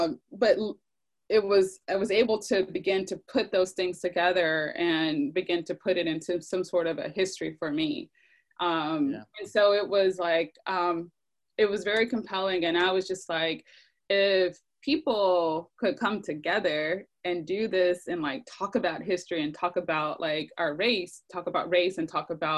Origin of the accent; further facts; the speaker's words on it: the South, United States; I felt maybe I was protected from in a sense of growing up in the South with my family primarily.